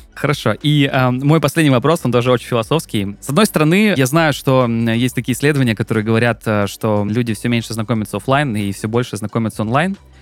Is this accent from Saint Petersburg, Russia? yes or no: no; Krasnodar, Krasnodar Krai, Russia; я сам из Краснодара